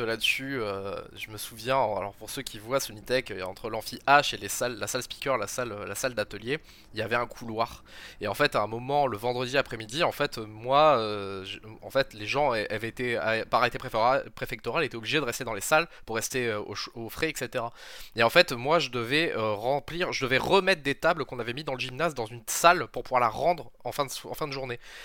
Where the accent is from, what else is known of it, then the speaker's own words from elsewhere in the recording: Perpignan, Occitania, France; also born or lived in Montpellier; moi je suis de Perpignan